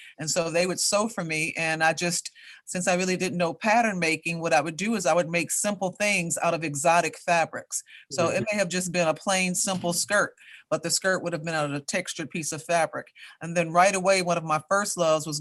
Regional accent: Chicago, Illinois, United States; I grew up on the West Side of Chicago. I attended Chicago public schools.

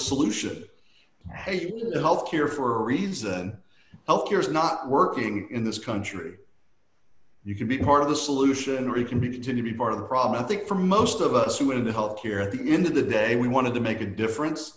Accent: Louisiana, United States; I grew up in Louisiana

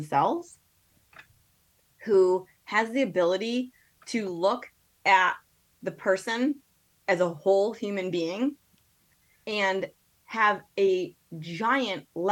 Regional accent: Connecticut, United States; moved away as an adult; also born or lived in Evanston, Illinois; I'm from Connecticut

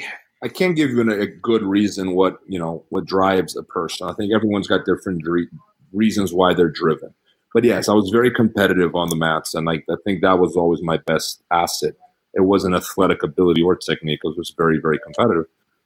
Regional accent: England, United Kingdom; I was invited because I'm English.

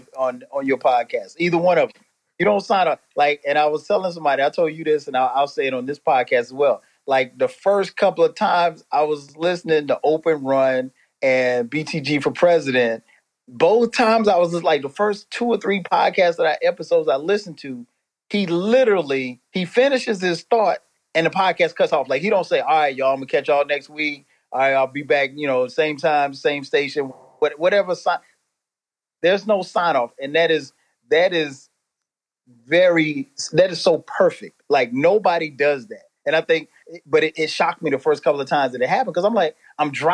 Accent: Florence, South Carolina, United States; moved away as an adult; now in Atlanta, United States; I'm originally from Florence, South Carolina, but I've been in Atlanta. Gosh, it'll be 25 years

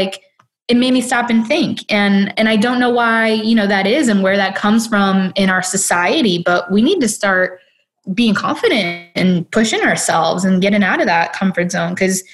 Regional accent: Detroit, Michigan, United States; I'm from Detroit.

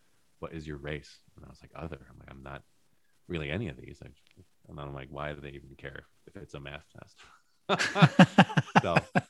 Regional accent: Chicago, Illinois, United States; also born or lived in West Rogers Park / Michigan / Wilmette; I was born in Chicago. My parents lived right behind the metro when they had me.

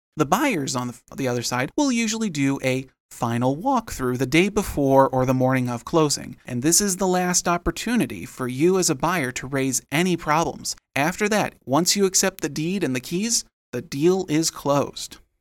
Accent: Rockford, Illinois, United States; my hometown of Rockford, Illinois

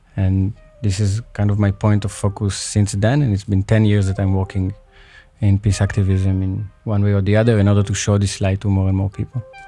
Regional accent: Israel; I grew up in Israel, but of course with origins in Libya

